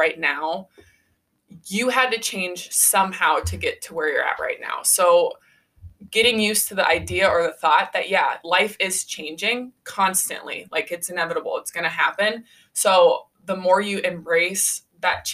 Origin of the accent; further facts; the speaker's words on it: Iowa, United States; I was born and raised in Iowa. So I just like, okay, I'll stay in Iowa